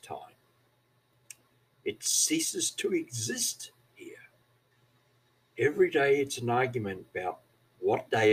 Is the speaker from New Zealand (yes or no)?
yes; New Zealand; accent: Kiwi; moved away as an adult; also born or lived in Australia; now in Labrador, Australia; I come from New Zealand originally some 40 years ago, and according to some, I speak like a Scotsman, that is, I have a Kiwi accent.